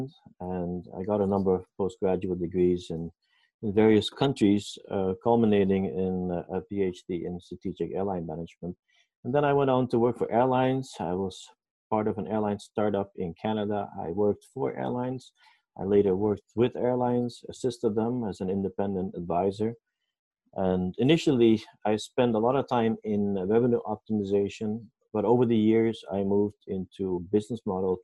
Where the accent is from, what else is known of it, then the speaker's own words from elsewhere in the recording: Curaçao; moved away; I was born in Curaçao, the Netherlands Antilles.